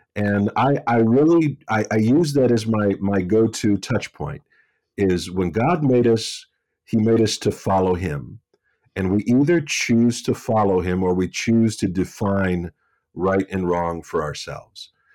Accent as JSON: {"language": "English", "region": "West Virginia", "country": "United States", "tie": "born or raised there", "said": "I'm from West Virginia and I grew up uh, up a holler"}